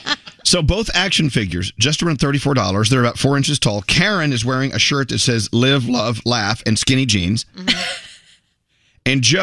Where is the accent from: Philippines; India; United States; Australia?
India; Oh my gosh, I'm Indian.